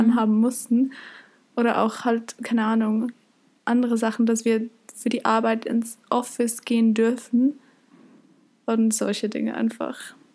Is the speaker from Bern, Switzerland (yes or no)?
no; Zurich, Switzerland; bei uns in Zürich